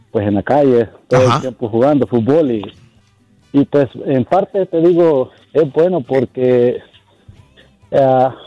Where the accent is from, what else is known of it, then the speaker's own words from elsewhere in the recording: El Salvador; Pues eh, yo soy de El Salvador.